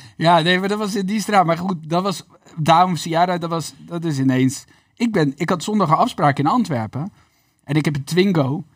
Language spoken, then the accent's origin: Dutch; Netherlands; als Nederlanders